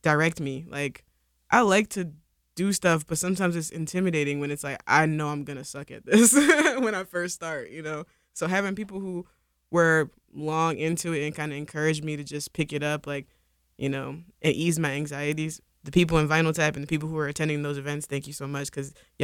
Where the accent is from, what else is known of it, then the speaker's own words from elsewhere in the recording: Philadelphia, Pennsylvania, United States; I grew up here, I'm from North Philly.